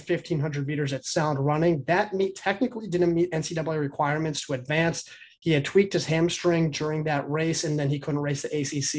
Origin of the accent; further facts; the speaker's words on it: Pennsylvania, United States; I grew up in Pennsylvania.